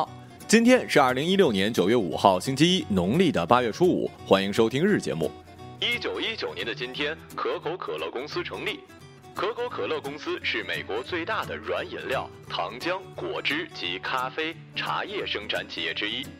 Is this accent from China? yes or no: yes; China; 谁让我在中国呢？对吧？我骄傲啊，我是中国人呐。